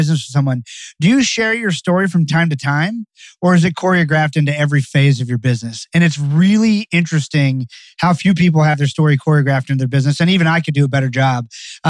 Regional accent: Barbados; now in United States; So I'm from Barbados, the island of Barbados. My family's been there for 300 years.

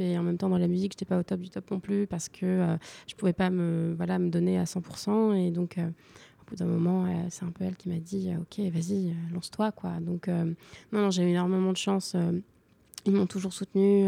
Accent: Lorient, Brittany, France; moved away; also born or lived in Paris; j'ai grandi une partie de mon enfance. Je fais une partie de mon enfance à Lorient

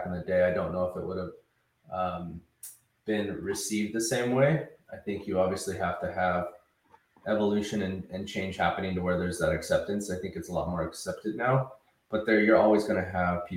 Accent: Visalia, California, United States; now in Los Angeles, United States; growing up in Visalia

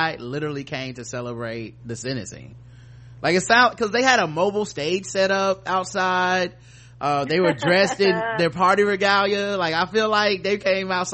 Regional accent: North Carolina, United States; I'm from North Carolina, so I'm a Tar Heel

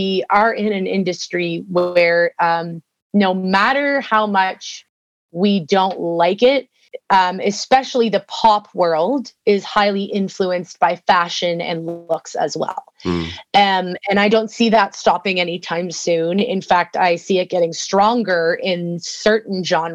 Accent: Canada; for me, being a Canadian

